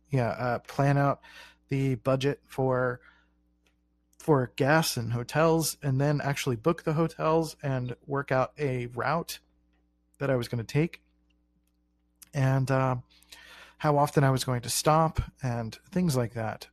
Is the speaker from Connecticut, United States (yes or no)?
no; Philadelphia, Pennsylvania, United States; growing up in Philly